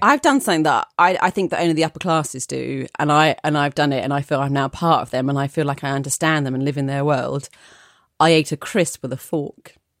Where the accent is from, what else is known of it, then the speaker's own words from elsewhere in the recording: Essex, East of England, United Kingdom; accent: Essex; I'm from Essex, so I can do an okay Essex accent